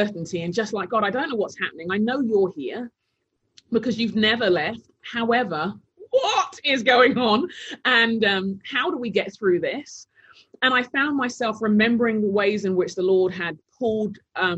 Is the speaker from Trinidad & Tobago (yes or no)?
no; London, United Kingdom; moved away as an adult; also born or lived in Taunton; now in Minneapolis, United States; I grew up in London, mainly, South London, and I was born to Nigerian parents